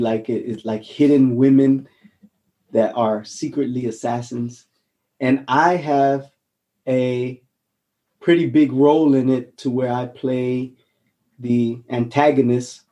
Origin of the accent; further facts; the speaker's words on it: Honolulu, Hawaii, United States; now in Germany; I'm I'm from Hawaii, Honolulu, a little rock mm. called Aha, Oahu